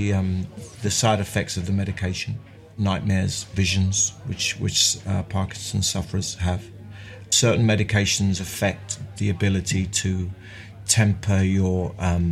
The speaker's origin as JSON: {"language": "English", "region": "London", "country": "United Kingdom", "tie": "born or raised there", "also_born_or_lived": "Mile End", "said": "I was born in Mile End, and we moved to Bethnal Green when I was 4, and I left when I was 28"}